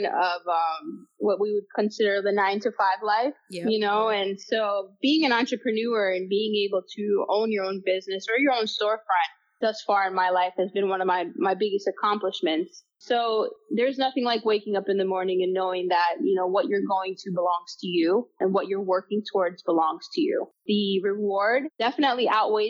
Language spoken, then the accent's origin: English; Palm Beach County, Florida, United States; Palm Beach County itself is like a huge melting pot, which I actually grew up here